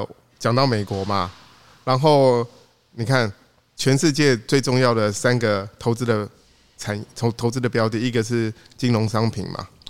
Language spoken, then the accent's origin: Chinese; Taiwan; 我认为哦我们台湾人哦缺乏的是一个什么国际化。